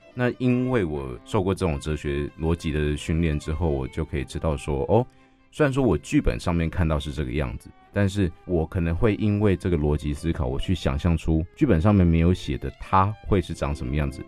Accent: Yilan County, Taiwan; 因为刚刚我有提到我在宜兰长大的，那宜兰有一个很有名的东西叫做歌仔戏

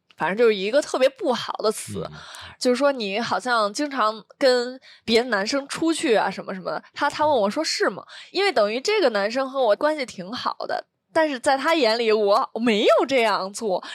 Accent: Beijing, China; 我也是北京的

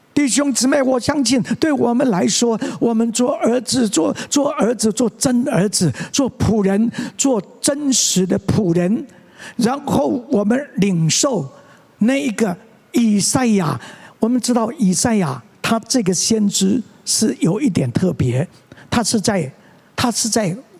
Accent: Tianzhong, Changhua County, Taiwan; moved away as an adult; 我在同小在田中的长老会长大

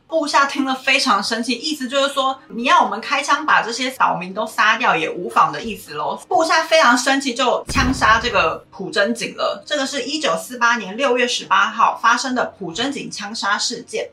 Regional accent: Taiwan; 身为台湾人在学二八的时候

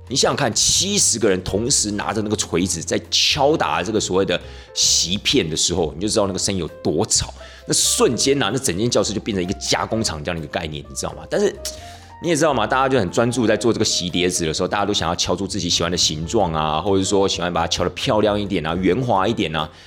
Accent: Taiwan; 我们台湾人有时候过年的时候要吃那个什么， 呃，年糕啊， 步步高升啊

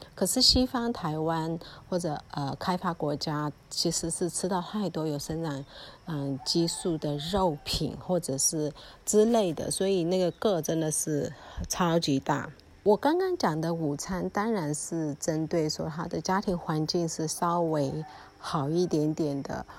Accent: Mandalay, Mandalay Region, Myanmar; moved away; also born or lived in Taiwan; 我自己其实是在曼德勒瓦城长大的小孩

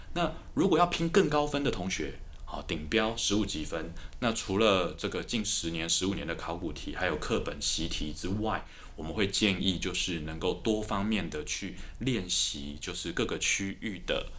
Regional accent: Taipei, Taiwan; 台北长大的小孩，然后我念高中是师大附中

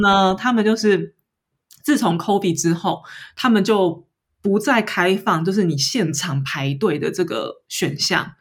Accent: Taiwan; moved away as an adult; now in Paris, France; 我台湾人

